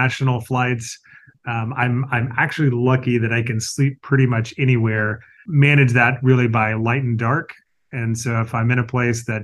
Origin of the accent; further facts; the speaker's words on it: the South, United States; I grew up in the South